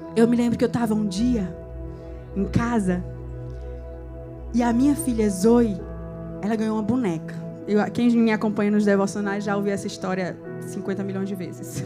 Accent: João Pessoa, Paraíba, Brazil; É Nordeste, uma Pessoa, Paraíba, da Gema

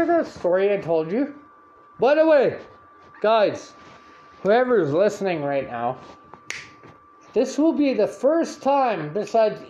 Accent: Canada; I'm from Canada.

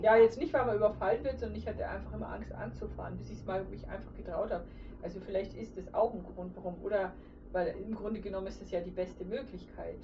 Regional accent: a village in Lower Bavaria, Germany; moved away as an adult; ich komme ja aus dem Dorf in Niederbayern und das verfolge ich jetzt, seit ich 19 bin, pendel ich da hin und her

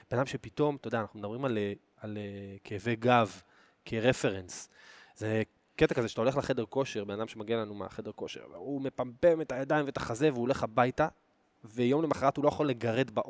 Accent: Oranit, Judea and Samaria Area, Israel; אגב, אני גדלתי באורנית

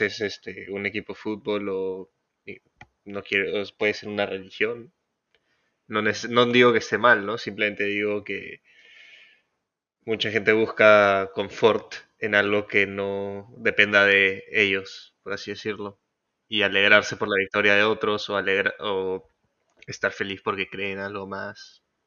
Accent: Peru

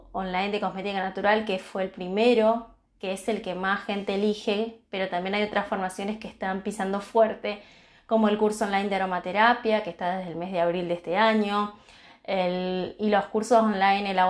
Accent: Lanús, Buenos Aires Province, Argentina; soy de Lanús, zona sur del Gran Buenos Aires.

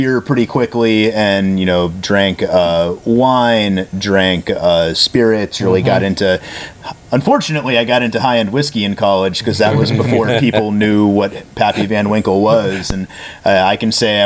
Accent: Connecticut, United States; moved away as an adult; also born or lived in Massachusetts; I started out in New England, so I grew up in Connecticut

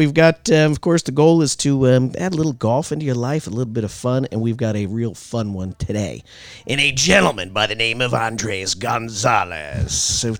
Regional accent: Waterbury, Connecticut, United States; growing up in Waterbury, Connecticut

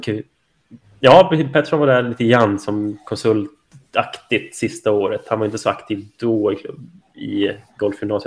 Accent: Rättvik, Dalarna County, Sweden; moved away as an adult; also born or lived in Halmstad; now in Staffanstorp, Sweden; är jag uppvuxen i, i Dalarna. Eh, lilla härliga Rättvik

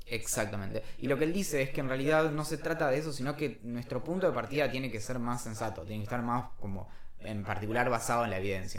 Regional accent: Argentina; somos argentinas

